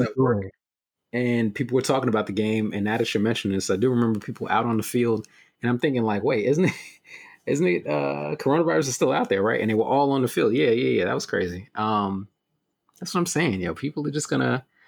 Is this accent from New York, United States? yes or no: yes; New York City, New York, United States; I went to school in Bed Stuy